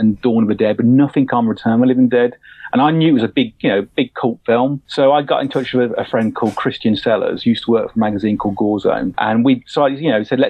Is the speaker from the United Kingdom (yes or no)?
yes; Birmingham, West Midlands, United Kingdom; moved away; I come from an area in the UK where there's probably not much going on in regards to the film industry and creative. You know, I'm from Birmingham, which is the second city in the UK